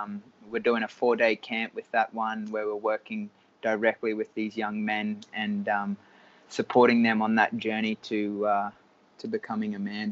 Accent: Cairns, Queensland, Australia; moved away as an adult; also born or lived in United States; I was born in Cairns in Australia

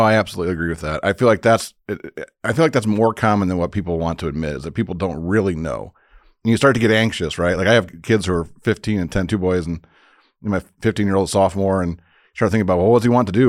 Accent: Crown Point, Indiana, United States; moved away as an adult; also born or lived in Bloomington, Indiana; I grew up in Crown Point, Indiana, so up in the northwest, or the region, as we call it

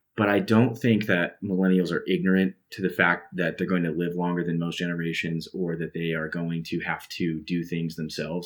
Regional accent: Salt Lake City, Utah, United States; now in Idaho, United States; I grew up in Salt Lake City

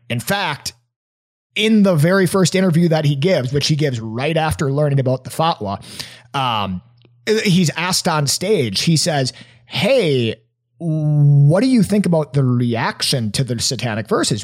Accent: Appleton, Wisconsin, United States; my hometown at little old Appleton, Wisconsin

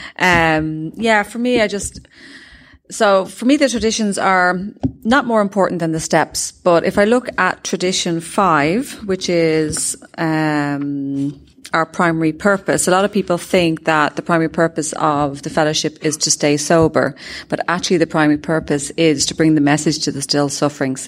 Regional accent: Ireland; I'm from Ireland

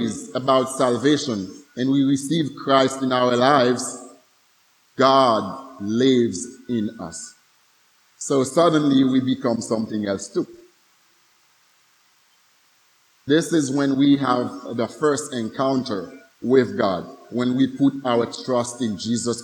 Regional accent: Haiti; some of us Haitians

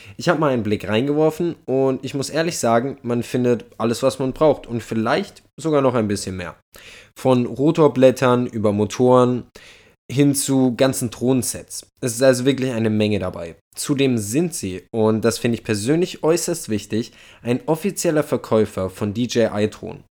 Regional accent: Germany; wir als Deutsche

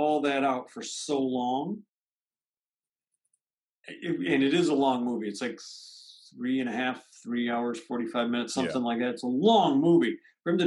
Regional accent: United States

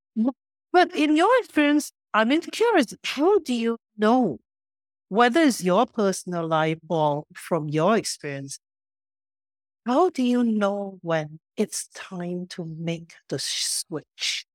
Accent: Singapore; moved away; I only know Cantonese because I grew up in Singapore, in Chinatown

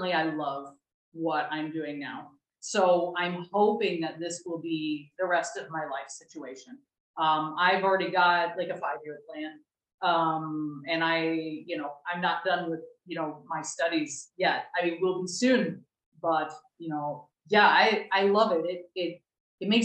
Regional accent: United States; moved away as an adult; now in Spain; I'm American

